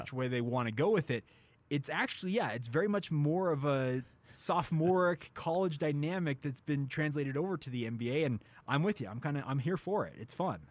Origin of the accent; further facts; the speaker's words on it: Orem, Utah, United States; I grew up in Orem, Utah, which is a stone's throw away from Provo.